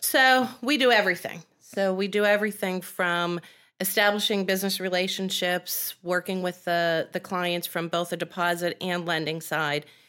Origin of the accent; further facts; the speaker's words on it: Penn Hills, Pennsylvania, United States; I grew up in Penn Hills, which is city.